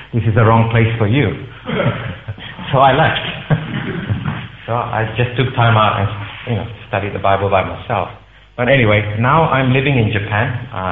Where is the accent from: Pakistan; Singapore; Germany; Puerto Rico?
Singapore; moved away as an adult; now in United Kingdom; as I was growing up in Singapore, I would go to the temple regularly.